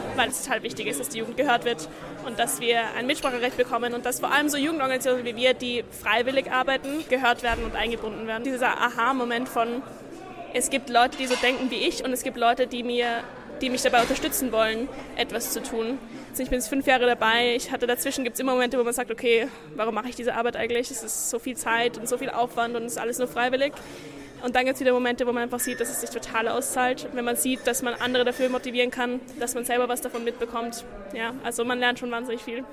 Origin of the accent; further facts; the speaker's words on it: Salzburg, Austria; moved away as an adult; now in Vienna, Austria; ich bin aus Salzburg und jetzt studiere ich in Wien